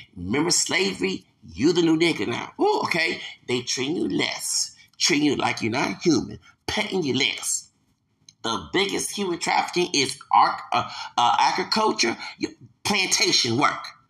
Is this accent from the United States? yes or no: yes; Louisiana, United States; I'm American, born here, raised here. Yeah, and I have Hispanic roots up in here